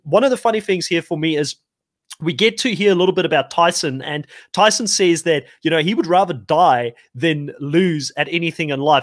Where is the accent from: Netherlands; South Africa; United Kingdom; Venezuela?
South Africa; being a South African myself